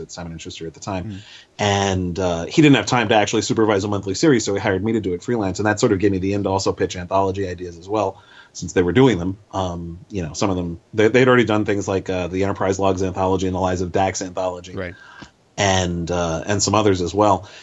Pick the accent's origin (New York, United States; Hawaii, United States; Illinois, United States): New York, United States; New York City; I grew up in New York City, still live here